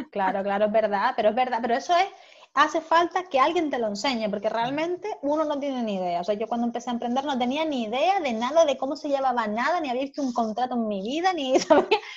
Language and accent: Spanish; Germany; Spanish is a second language; yo soy alemana